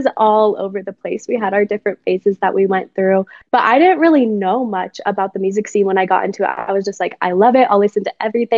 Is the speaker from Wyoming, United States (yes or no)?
yes; Wyoming, United States; also born or lived in Colorado; Yeah, so I am from Wyoming. My dad was in the military, so we moved around a little bit, but I primarily grew up in Wyoming.